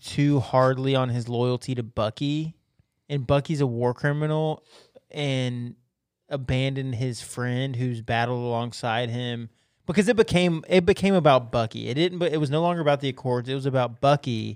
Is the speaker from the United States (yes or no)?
yes; United States; I happened to be born here